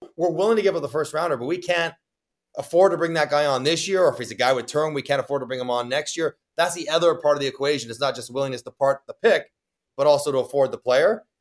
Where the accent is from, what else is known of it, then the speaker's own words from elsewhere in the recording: Toronto, Ontario, Canada; I'm from Toronto